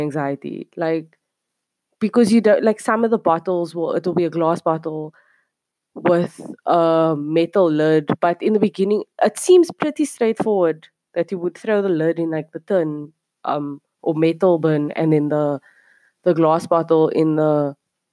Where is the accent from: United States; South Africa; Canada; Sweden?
South Africa; Cape Town, Western Cape; moved away as an adult; now in South Korea; I'm from Cape Town, South Africa, coming at you from somewhere South Korea